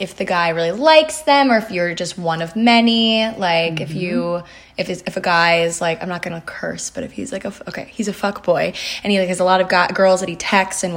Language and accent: English; Annapolis, Maryland, United States; moved away as an adult; now in New York City, United States; So we're from Annapolis, Maryland, and yes, we still live relatively close to where you guys